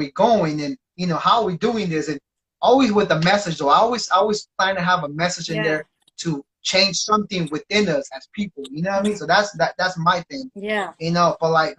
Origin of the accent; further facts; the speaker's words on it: Salinas, California, United States; also born or lived in Oakland / Berkeley / San Diego / Los Angeles; lived in like down south, San Diego, LA too, and, you know, so I experienced both, and now, and I was, you know, born and raised in Salinas